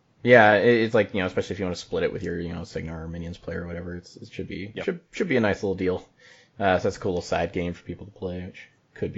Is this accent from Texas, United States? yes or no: no; Utah, United States; I'm from Utah.